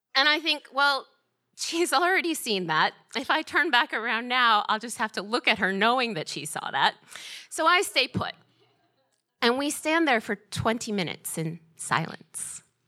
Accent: Georgia, United States; moved away as an adult; also born or lived in Boston; as a kid growing up in Georgia, my dream was to go to Georgia Tech

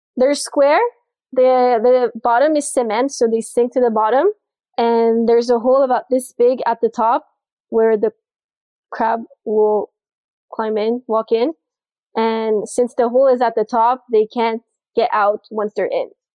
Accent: Montreal, Quebec, Canada; moved away as an adult; now in Fort Lauderdale, United States; I'm from Montreal, Canada. So that's why I talk a little funny sometimes.

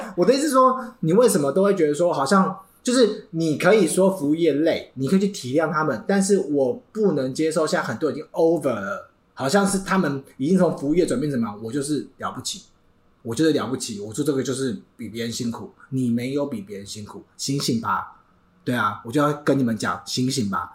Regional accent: Taiwan; 我们台湾人

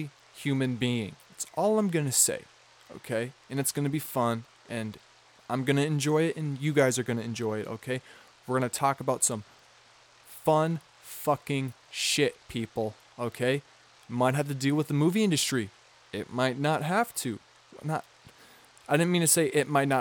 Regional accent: Midwest, United States; I'm from the Midwest

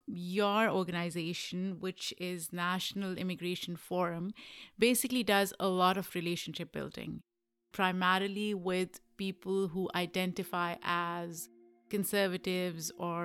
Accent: Pakistan; I am from Pakistan, so I get excited when I hear about other people.

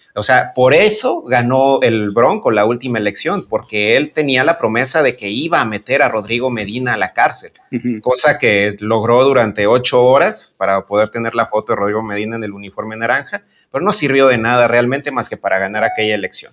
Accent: Guanajuato, Mexico; el estado de Guanajuato, que es de donde, de donde yo soy

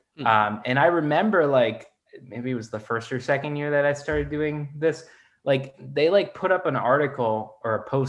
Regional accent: Northern Virginia, United States; I grew up in Northern Virginia outside DC

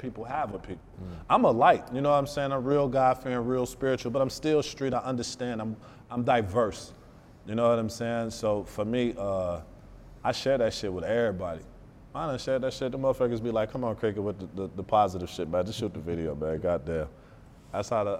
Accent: Detroit, Michigan, United States; I'm from Detroit, so I still have a street mentality

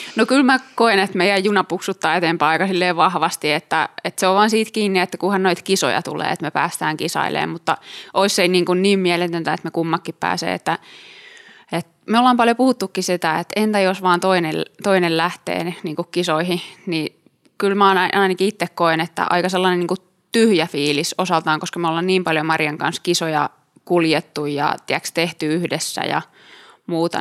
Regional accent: Tampere, Pirkanmaa, Finland; also born or lived in Turku; mä tulin Tampereelta

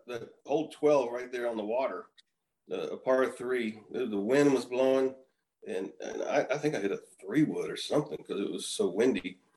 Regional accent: Houston, Texas, United States; also born or lived in Arizona; I grew up in Houston. I grew up 15 minutes from the Astrodome

